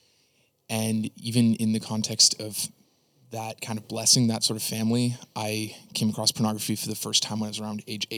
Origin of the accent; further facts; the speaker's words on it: Niagara, Ontario, Canada; I grew up in Niagara, Canada